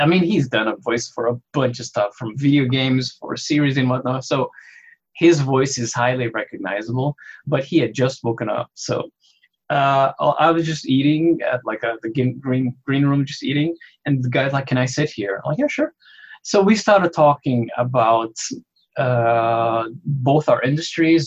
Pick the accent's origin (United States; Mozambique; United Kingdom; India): Mozambique; now in Canada; I am originally from Mozambique, but I'm Canadian now.